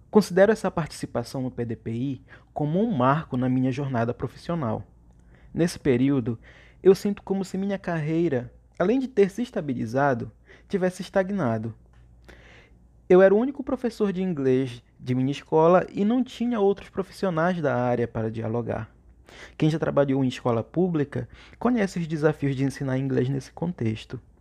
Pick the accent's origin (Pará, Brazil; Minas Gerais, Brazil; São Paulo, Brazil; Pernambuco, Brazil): Pará, Brazil; Cametá; sou de Cametá, uma bela cidade no interior do Pará, situada à margem, às margens do rio Tocantins. Foi em Cametá que sempre vivi